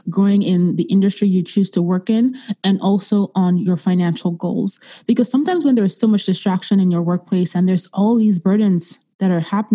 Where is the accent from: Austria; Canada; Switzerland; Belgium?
Austria; moved away; I grew up in Europe, in Austria, and growing up as a young child, racism was something that we faced every day